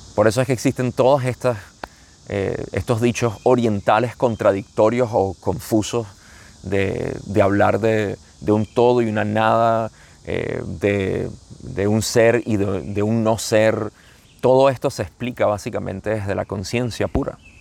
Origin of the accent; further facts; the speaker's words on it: Venezuela; como decimos en Venezuela